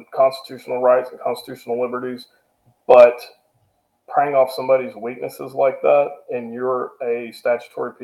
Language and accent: English; Kentucky, United States; moved away as an adult; also born or lived in St. Louis, Missouri; moved up to St. Louis, Missouri from Kentucky, from my hometown